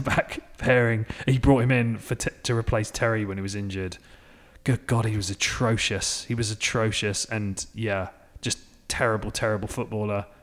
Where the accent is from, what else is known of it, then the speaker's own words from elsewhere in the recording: England, United Kingdom; now in United States; living in America as an Englishman